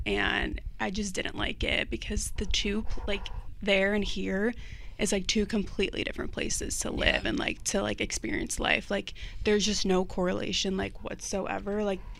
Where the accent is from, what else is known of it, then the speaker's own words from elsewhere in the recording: Indiana, United States; born there; So, pretty much, I was born here in Indiana.